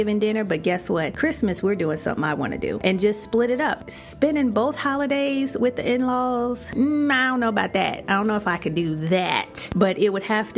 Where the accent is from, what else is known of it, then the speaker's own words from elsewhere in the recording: Chicago, Illinois, United States; moved away as an adult; now in Florida, United States; When I first moved to Florida, you know, I would come back home to Chicago, my hometown